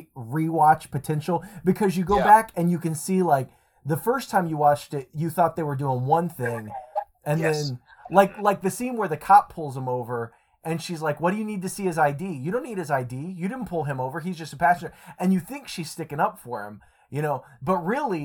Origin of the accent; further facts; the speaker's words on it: Bloomington, Indiana, United States; being born and raised in Bloomington